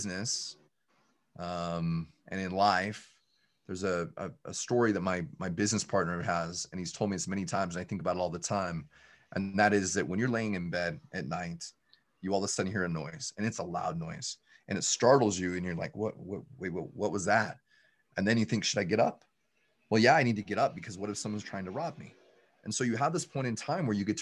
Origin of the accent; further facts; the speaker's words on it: just outside of Salt Lake City, Utah, United States; I'm from the Utah area, just outside of Salt Lake City, Utah. And I barely graduated high school